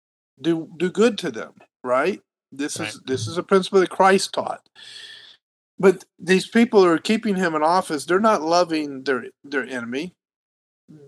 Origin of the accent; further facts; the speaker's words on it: the South, United States; now in California, United States; I'm from the South